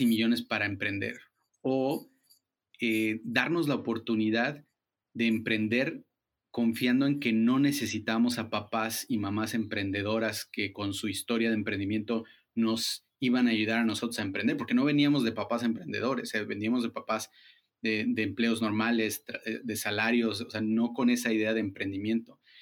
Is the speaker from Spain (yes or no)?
no; Chiapas, Mexico; somos chiapanecos ayudando a chiapanecos